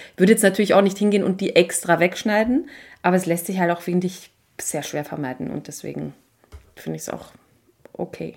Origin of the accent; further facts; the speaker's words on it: Austria; bei uns in Österreich